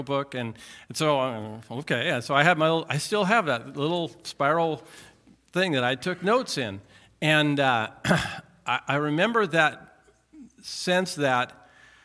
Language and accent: English; Tacoma, Washington, United States; I was raised in Tacoma